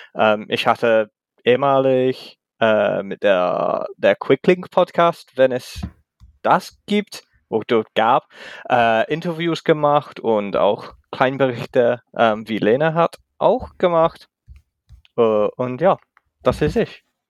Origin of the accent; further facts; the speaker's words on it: England, United Kingdom; German is a second language; ich komme aus England ähm, oder Großbritannien, wie es heißt